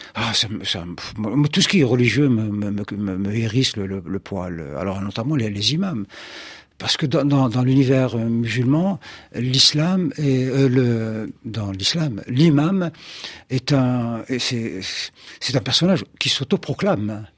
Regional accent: Algeria; je suis algérien, je vis en Algérie

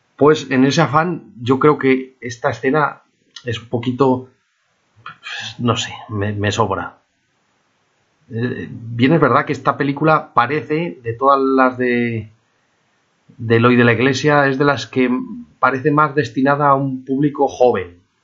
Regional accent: Spain; also born or lived in Palamós; los españoles nos creímos importantes

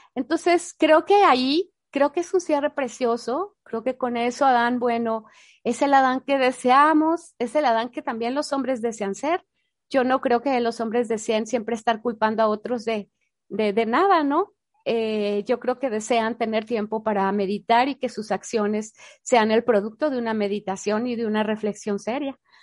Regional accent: Mexico; yo soy mexicana

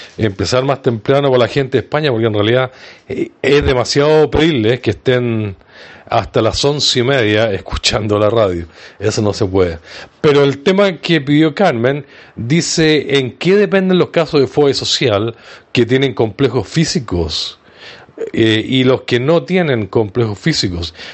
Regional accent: Viña del Mar, Valparaíso, Chile; mi ciudad natal, desde Viña del Mar, Chile.

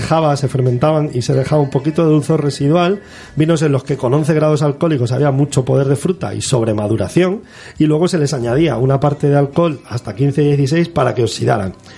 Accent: Torre Pacheco, Region of Murcia, Spain; los que vivimos en esa zona, nosotros que estamos en el Jimenao, que somos de Torre Pacheco

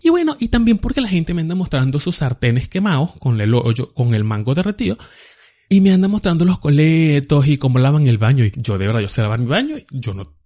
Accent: Agua Viva, Venezuela; moved away as an adult; now in United States; si yo viviera allá en Agua Viva, de donde yo soy

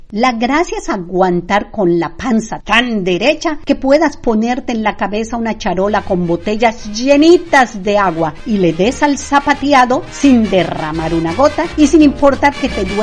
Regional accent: Yucatán, Mexico; ni crean que no vamos a festejar el inicio de nuestra historia como mexicanos. Eso sí, lo festejo en mi casa, pero como debe ser, a lo yucateco.

